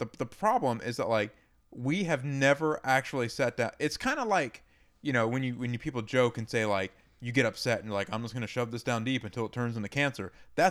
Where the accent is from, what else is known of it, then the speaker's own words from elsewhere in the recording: the South, United States; Because I grew up in the South.